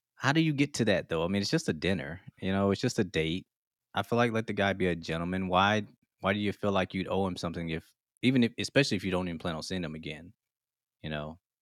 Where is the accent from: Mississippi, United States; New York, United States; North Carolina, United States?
Mississippi, United States; moved away; I'm originally from Mississippi. We got Southern hospitality